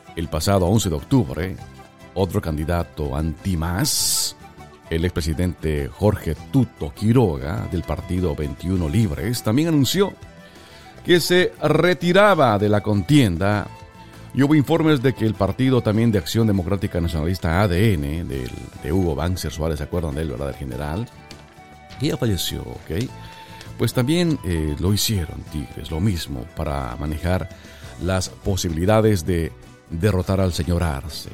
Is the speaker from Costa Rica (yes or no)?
no; Bolivia; mi querida tierra Bolivia